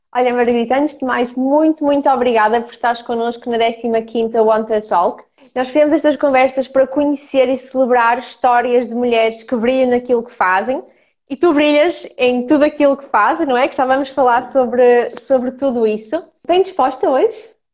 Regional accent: Ukraine; now in Portugal; eu sou ucraniana, portanto, somos as duas de leste

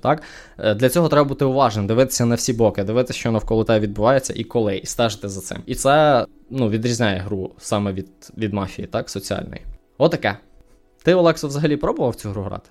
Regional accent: Ukraine; moved away as an adult; now in Canada; я з України

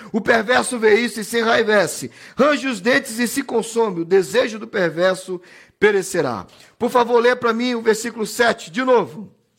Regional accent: Belém, Pará, Brazil; eu sou de Belém do Pará sou da região amazônica no Brasil

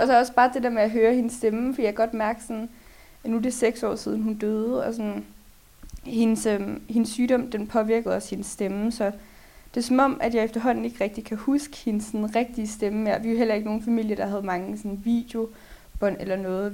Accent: Lyngby, Capital Region of Denmark, Denmark; Jeg kommer fra Lyngby

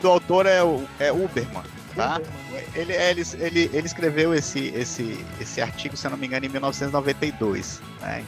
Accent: Pará, Brazil; also born or lived in Minas Gerais / São Paulo; Eu sou mineiro de, de, de nascimento, vim para o Pará muito novinho.

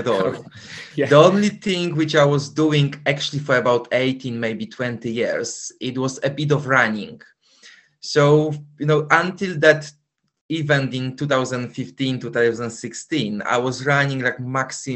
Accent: Poland; English is a second language; moved away as an adult; now in London, United Kingdom; Originally, I'm from Poland, but for the past 21 years, I actually live in London

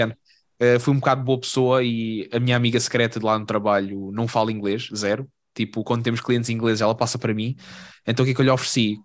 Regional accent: Portugal; now in Lisbon, Portugal; Na minha terra

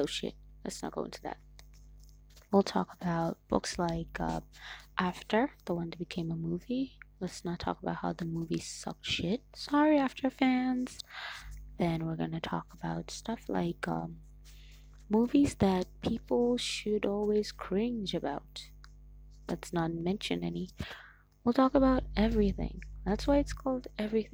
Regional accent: Nigeria; I'm Nigerian. That's right, babies. I'm Nigerian.

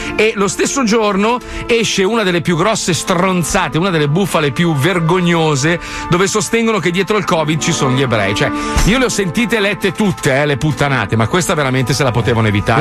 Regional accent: Italy; moved away; io comunque rimango italiano, cioè io sono italiano, amo il mio paese

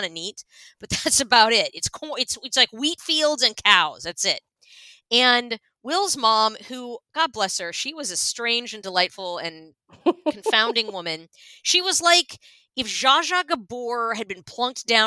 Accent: Pennsylvania, United States; moved away; I'm from Pennsylvania

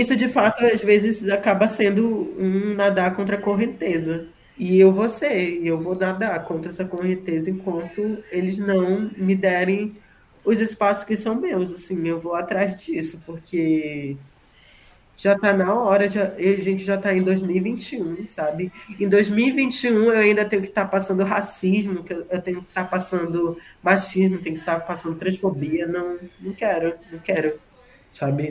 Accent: Manaus, North Region, Brazil; accent: northern; moved away; ele tem um sotaque próximo a, ao meu que sou do norte, porque o S ele é ele é chiado

